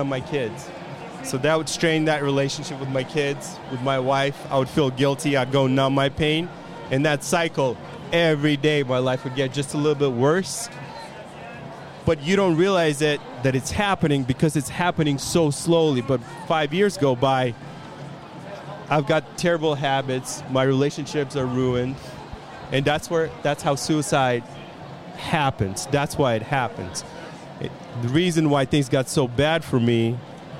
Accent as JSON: {"language": "English", "region": "California", "country": "United States", "said": "I'm from California."}